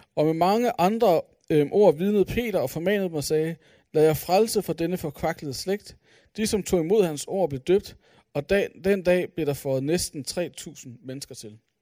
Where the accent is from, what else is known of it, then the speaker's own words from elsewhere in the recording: Aalborg, North Denmark Region, Denmark; jeg er fra Aalborg